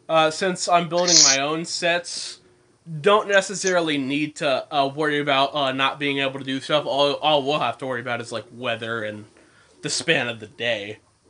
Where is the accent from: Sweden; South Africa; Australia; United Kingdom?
Australia; I'm Australian.